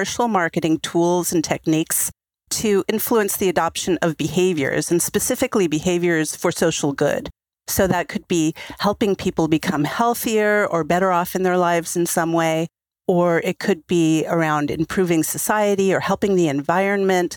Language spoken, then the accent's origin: English; United States; now in Israel; I'm an American